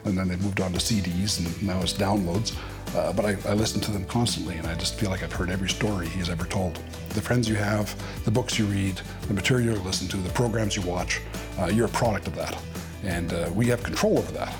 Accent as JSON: {"language": "English", "town": "Regina", "region": "Saskatchewan", "country": "Canada", "said": "I'm from Regina, Saskatchewan."}